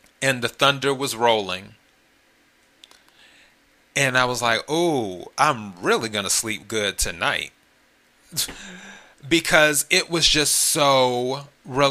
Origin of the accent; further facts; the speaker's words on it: the Carolinas, United States; moved away; also born or lived in Los Angeles / Miami; originally, I'm from the Carolinas, so I'm a Carolina kid